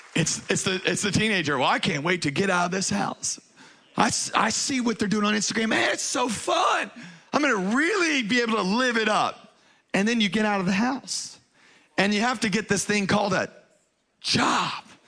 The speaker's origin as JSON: {"language": "English", "town": "Baton Rouge", "region": "Louisiana", "country": "United States", "tie": "born or raised there", "moved": "yes", "said": "I was raised in Baton Rouge, Louisiana"}